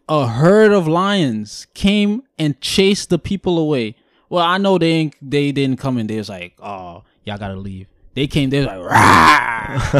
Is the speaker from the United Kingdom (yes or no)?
no; Guyana; I'm born and raised in Guyana